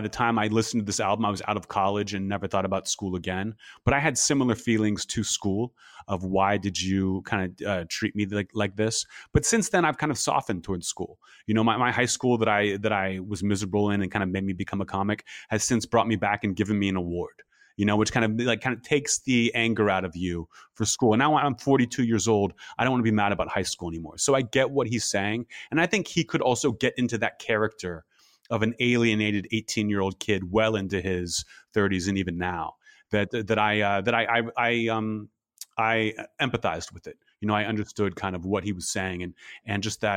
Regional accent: Pittsburgh, Pennsylvania, United States; moved away as an adult; also born or lived in New Orleans; now in Los Angeles, United States; I'm like Upper St. Clair class of 97

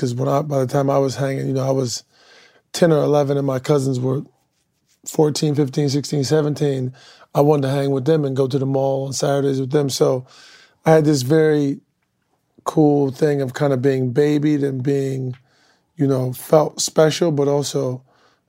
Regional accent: Akron, Ohio, United States; I came up from Akron, Ohio. Grew up north side of Akron.

